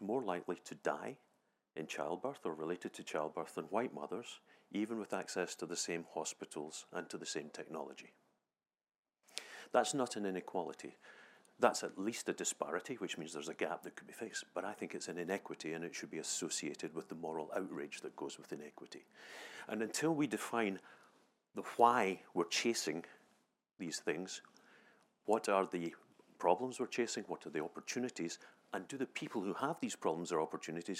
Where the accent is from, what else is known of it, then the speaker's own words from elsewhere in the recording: Scotland, United Kingdom; I'm a Scottish physician.